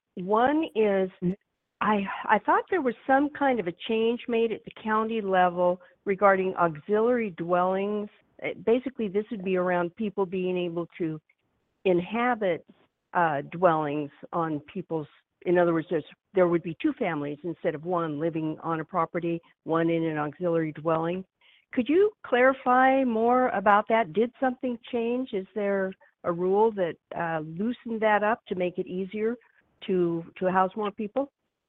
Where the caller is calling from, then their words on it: Florence, United States; I'm from Florence as well.